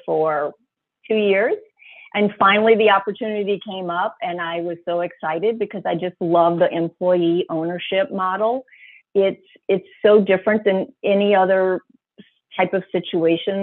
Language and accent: English; New Orleans, Louisiana, United States; also born or lived in Boston / Florida; now in Bonita Springs, United States; I'm originally from New Orleans, a real true Cajun person, not just the spice you put on chicken